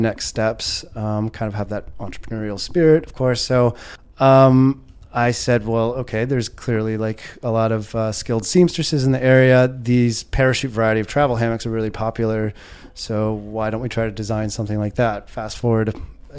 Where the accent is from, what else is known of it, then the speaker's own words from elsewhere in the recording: Indianapolis, Indiana, United States; moved away as an adult; also born or lived in Seattle, Washington; now in Chiang Mai, Thailand; born and raised in Indianapolis, Indiana, and I was about like 25, 26, moved out to Seattle